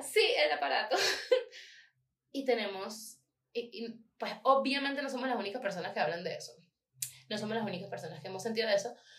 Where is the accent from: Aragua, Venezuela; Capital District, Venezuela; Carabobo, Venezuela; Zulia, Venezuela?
Aragua, Venezuela; Maracay; moved away